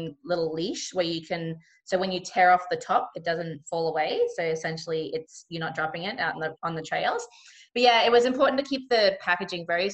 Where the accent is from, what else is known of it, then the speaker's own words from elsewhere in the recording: Cairns, Queensland, Australia; where I grew up in Cairns, just kind of north of Cairns, it's a really big macadamia growing region.